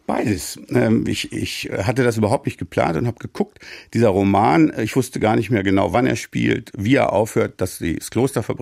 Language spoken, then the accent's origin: German; Soest, North Rhine-Westphalia, Germany; wohnte damals als Abiturient, hatte gerade Abitur gemacht, in der super mittelalterlichen Stadt Soest, wo ich geboren bin.